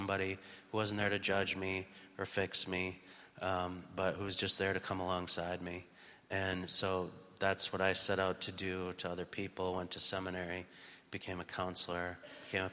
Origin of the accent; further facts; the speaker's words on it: United States; moved away; I'm from the States